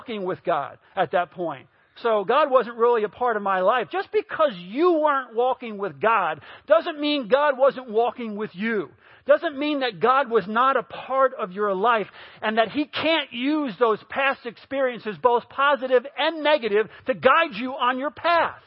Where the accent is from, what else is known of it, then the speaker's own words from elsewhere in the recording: New York, United States; I grew up in New York